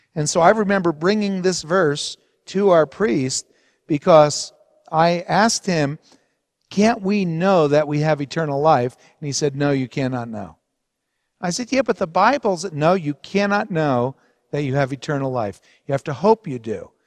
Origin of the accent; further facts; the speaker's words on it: Hawthorne, New Jersey, United States; where we grew up in New Jersey in Hawthorne at a Roman Catholic parish, Saint Anthony's